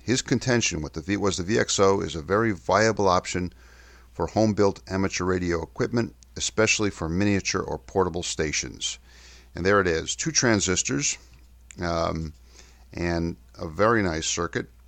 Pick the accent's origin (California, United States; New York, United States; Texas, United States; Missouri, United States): New York, United States; New York City; moved away; also born or lived in Kensington and Chelsea, London; my hometown in New York City